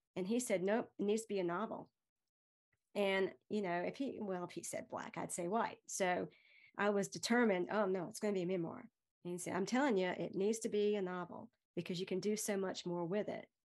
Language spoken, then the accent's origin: English; Greenville, North Carolina, United States; I'm from Greenville